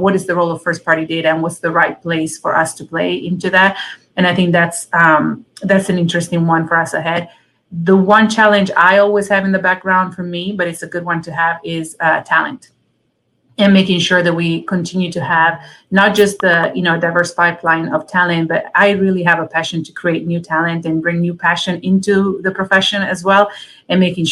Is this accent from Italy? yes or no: yes; Italy; moved away; My dad was in the Italian army growing up in Italy